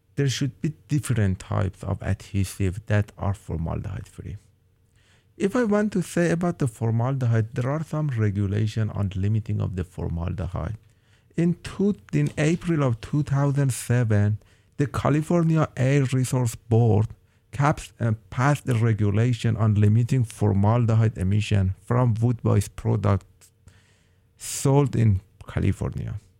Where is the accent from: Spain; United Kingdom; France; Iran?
Iran; moved away as an adult; now in Oregon, United States; I am from Iran and I have an undergrad and master degree in polymer engineering